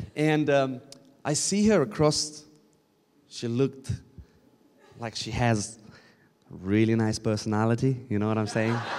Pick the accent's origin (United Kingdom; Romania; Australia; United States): Romania; I'm coming from Romania. Um, we shout a lot